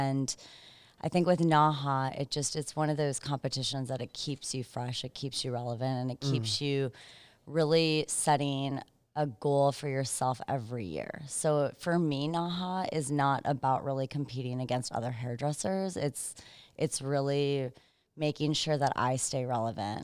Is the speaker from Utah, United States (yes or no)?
no; Minneapolis, Minnesota, United States; now in South Carolina, United States; Originally from Minneapolis, Minnesota. I live in South Carolina right now though.